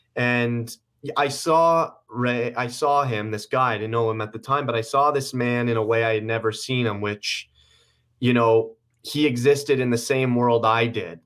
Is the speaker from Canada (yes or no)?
yes; Guelph, Ontario, Canada; also born or lived in Toronto; we just moved out of Toronto. a few months ago to my hometown, Guelph